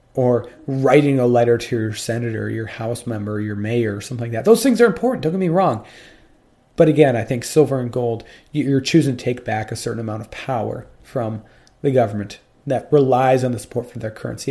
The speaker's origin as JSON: {"language": "English", "country": "United States", "said": "I'm American and not British"}